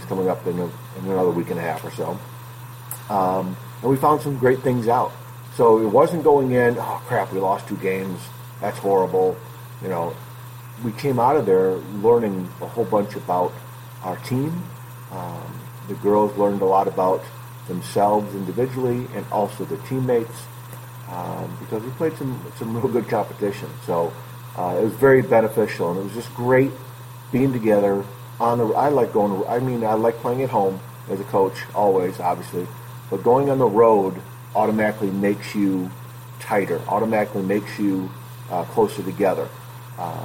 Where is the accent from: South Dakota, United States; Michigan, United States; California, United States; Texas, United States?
Michigan, United States; Northville; where I grew up in Northville